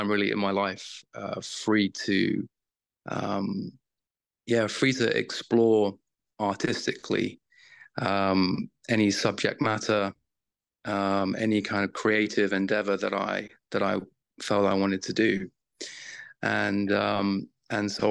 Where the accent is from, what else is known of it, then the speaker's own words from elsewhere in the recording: United Kingdom; I was raised in the Church of Jesus Christ of Latter-day Saints in the UK.